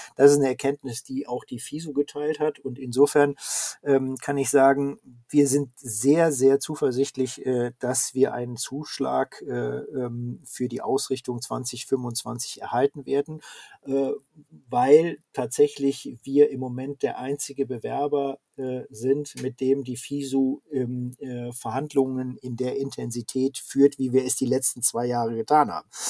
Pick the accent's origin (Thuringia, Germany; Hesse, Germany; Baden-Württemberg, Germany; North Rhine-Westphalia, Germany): North Rhine-Westphalia, Germany; Ruhr area; ich komme ja selber aus der Region